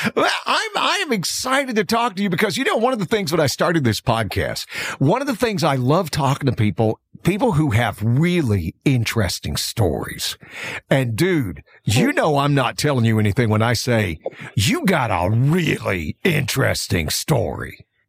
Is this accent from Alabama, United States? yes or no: yes; Alabama, United States; I grew up in Alabama